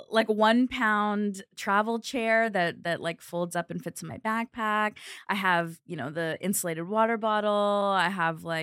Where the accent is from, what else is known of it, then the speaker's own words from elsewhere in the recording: Kentucky, United States; Kentucky, there's this place called Kentucky Down Under, which I don't know if it's still around.